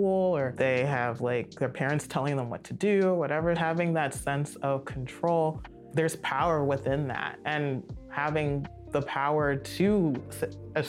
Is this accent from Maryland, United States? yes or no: yes; Silver Spring, Maryland, United States; I grew up in Montgomery County, Silver Spring, so it's very diverse